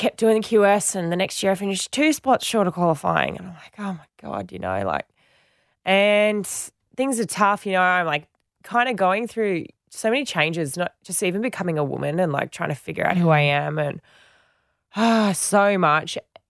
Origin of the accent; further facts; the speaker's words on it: Western Australia, Australia; because I'd done it before growing up in Western Australia.